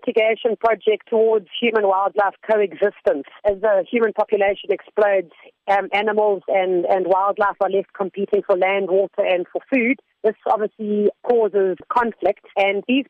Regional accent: South Africa; a South African

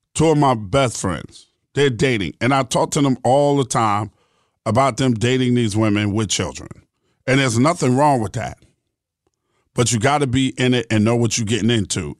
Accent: New York City, New York, United States; I grew up in New York City.

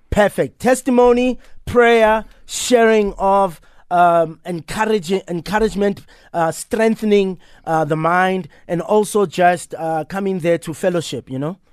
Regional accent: Soweto, Gauteng, South Africa; I'm actually taking care of the house that I grew up

